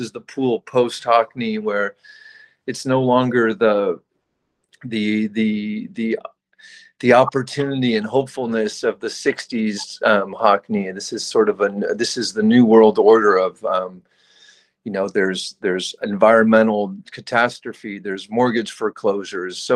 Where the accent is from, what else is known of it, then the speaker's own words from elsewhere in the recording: California, United States; I think the pool for me is an interesting icon to work with growing up in California because it has such this sort of utopian image, the pool.